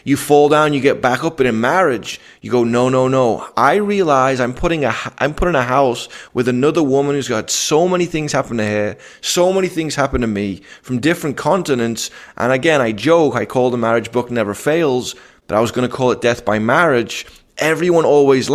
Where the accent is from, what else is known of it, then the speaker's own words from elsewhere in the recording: Liverpool, North West England, United Kingdom; moved away; I'm from Liverpool